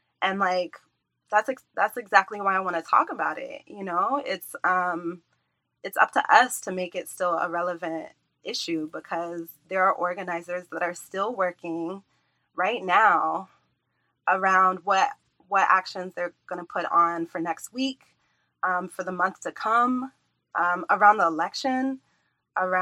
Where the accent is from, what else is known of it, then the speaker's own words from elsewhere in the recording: Charlotte, North Carolina, United States; moved away; as someone who was born and raised in Charlotte